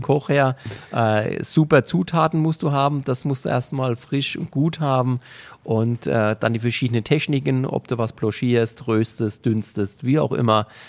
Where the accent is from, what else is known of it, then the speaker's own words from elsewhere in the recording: Germany; hier bei uns in Deutschland